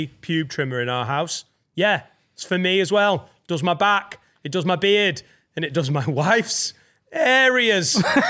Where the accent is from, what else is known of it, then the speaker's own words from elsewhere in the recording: Preston, North West England, United Kingdom; moved away; as a Prestonian Watford fan